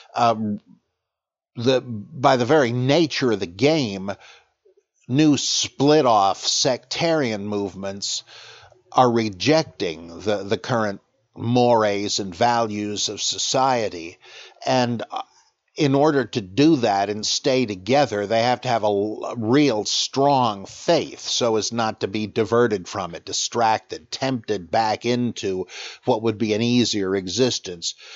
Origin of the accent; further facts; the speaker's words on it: United States; I'm an American.